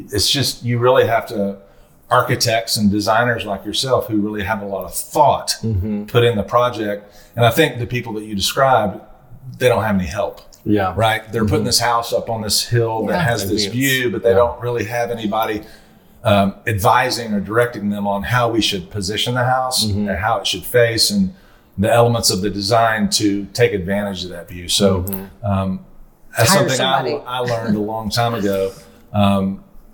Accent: Little Rock, Arkansas, United States; when I was growing up in Little Rock

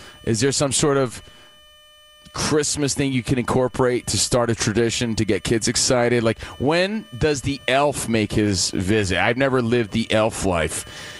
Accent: New Jersey, United States; also born or lived in Idaho; I'm half Italian, too. I'm sure I've had it. I grew up in Jersey.

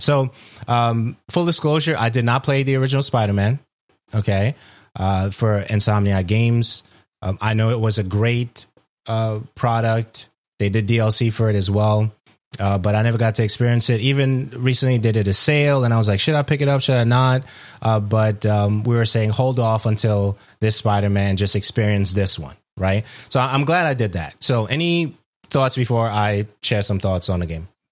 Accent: New York City, New York, United States; I'm from Brooklyn.

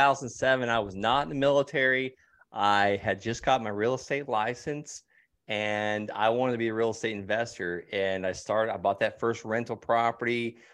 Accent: Okeechobee, Florida, United States; Yeah, I'm actually from Okeechobee, Florida. The accent, I guess, is coming out a little bit.

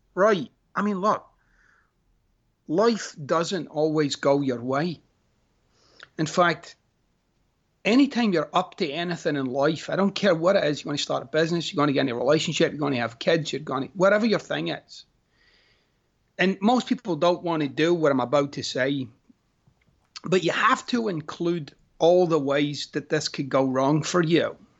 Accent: Scotland, United Kingdom; moved away; I'm Scottish

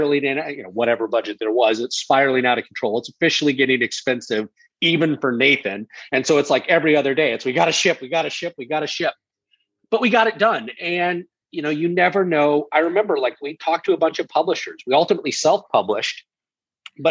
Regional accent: United States; moved away; also born or lived in London; my wife is American and I'm American

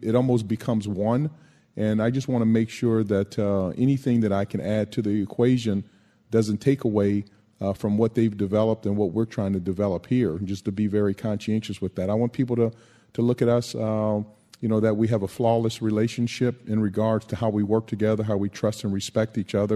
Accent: West Coast, United States; growing up on the West Coast

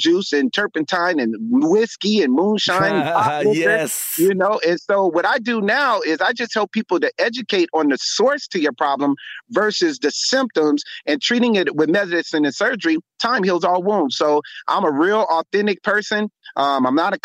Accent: Los Angeles, California, United States; I'm born and raised in Los Angeles, California, became a medical physician

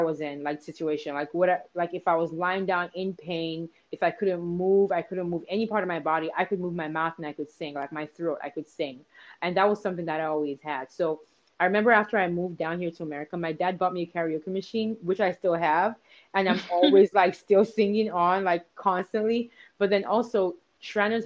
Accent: Nigeria; growing up in Nigeria

